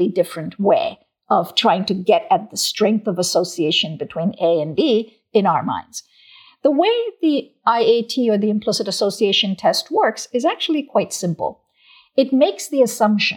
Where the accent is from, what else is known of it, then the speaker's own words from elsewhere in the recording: South India, India; moved away; I was born and raised in South India